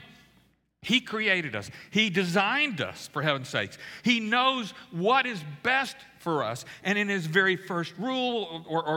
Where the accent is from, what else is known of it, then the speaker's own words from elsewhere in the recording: Louisiana, United States; I grew up in Louisiana